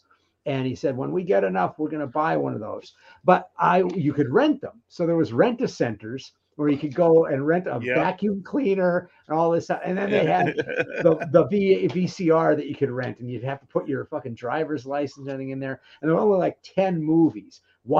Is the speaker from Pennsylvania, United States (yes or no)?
yes; Philadelphia, Pennsylvania, United States; now in Bay Area, United States; So I'm out in the Bay Area now, but I grew up outside of Philly.